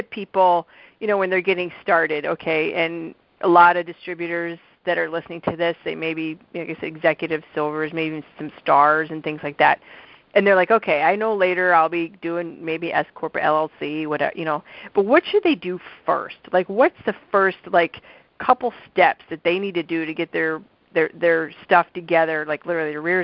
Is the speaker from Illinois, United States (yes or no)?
yes; Illinois, United States; moved away as an adult; also born or lived in North Dakota; I'm from Illinois